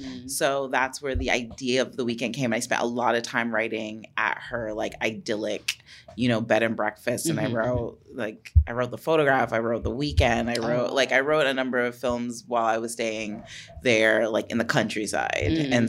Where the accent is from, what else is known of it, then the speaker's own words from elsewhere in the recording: Toronto, Ontario, Canada; moved away; I'm from Toronto.